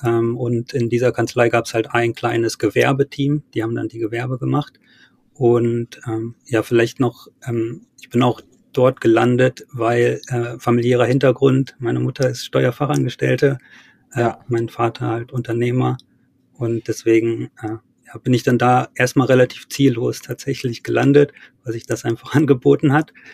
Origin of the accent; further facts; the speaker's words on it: Wolfenbüttel, Lower Saxony, Germany; Wolfenbüttel, wo ich herkomme